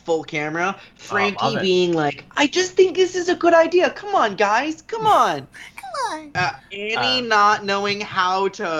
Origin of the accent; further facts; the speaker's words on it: Florida, United States; moved away; growing up in Florida, which was the worst